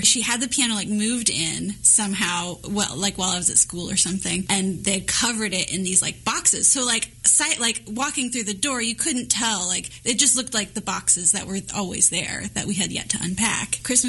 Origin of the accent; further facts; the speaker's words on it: Dallas-Fort Worth area, Texas, United States; now in Kansas City, United States; I was born in the Dallas-Fort Worth area, but my dad actually grew up here. He grew up in Brookside, and so my grandparents are from here. My great-great-grandparents are buried in Forest Hill Cemetery. So I've got some Kansas City roots, for sure.